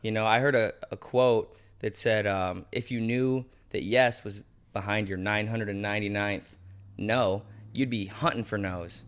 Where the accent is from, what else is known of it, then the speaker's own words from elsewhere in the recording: Sandusky, Ohio, United States; now in Cleveland, United States; we're from Sandusky